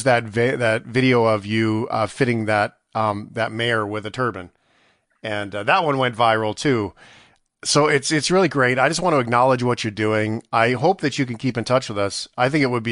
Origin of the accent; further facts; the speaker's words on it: Canada; I was born in Canada